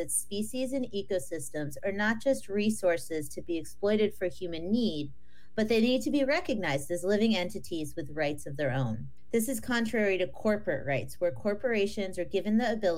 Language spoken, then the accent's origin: English; northeastern Ohio outside of Cleveland, United States; I grew up in northeastern Ohio outside of Cleveland